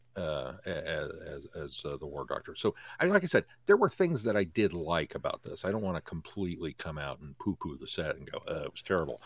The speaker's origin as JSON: {"language": "English", "country": "United States", "said": "I'm American"}